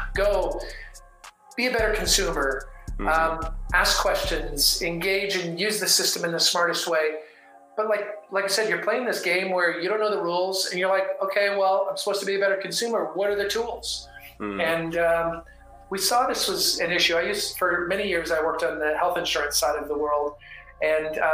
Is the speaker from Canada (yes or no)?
yes; Canada; moved away as an adult; also born or lived in Victoria, Canada / Seattle, United States; now in Dallas, United States; I grew up in the Canadian Rockies and was born a Canadian, but I'm American by choice